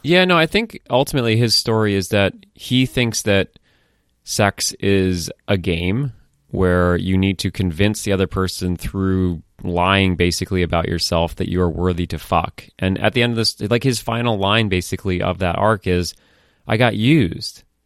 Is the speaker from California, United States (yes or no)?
no; Falmouth, Maine, United States; moved away; also born or lived in Boston; i grew up in Falmouth, Maine